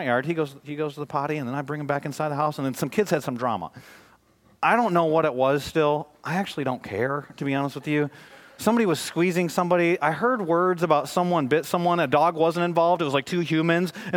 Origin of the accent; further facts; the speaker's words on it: Michigan, United States; moved away; also born or lived in Dallas, Texas; I'm from Michigan